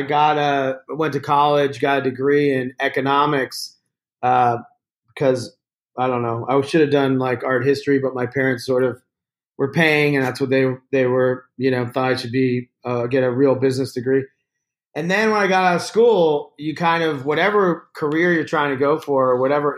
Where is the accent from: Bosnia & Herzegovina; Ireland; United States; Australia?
United States; Virginia; a kid growing up in Virginia.